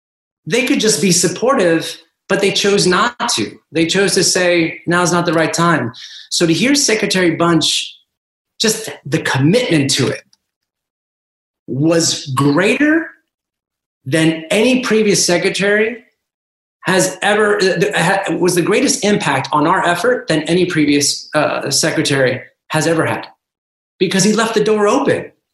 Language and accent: English; Washington, District of Columbia, United States; I am first generation. I was born in Washington, D.C., Peruvian background.